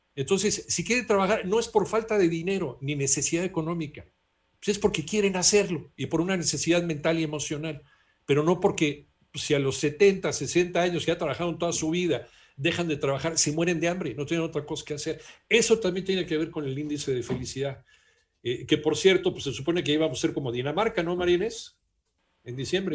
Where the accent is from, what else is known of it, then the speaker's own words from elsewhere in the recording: Mexico; a los mexicanos